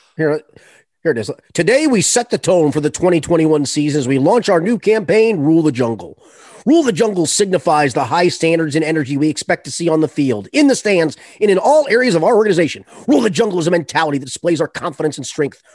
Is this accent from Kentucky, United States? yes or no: yes; Boone County, Kentucky, United States; I'm from Boone County